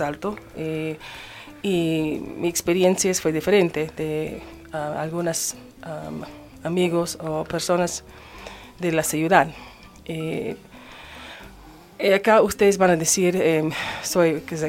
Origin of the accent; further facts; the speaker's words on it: United States; Spanish is a second language; moved away as an adult; now in Argentina; soy de Estados Unidos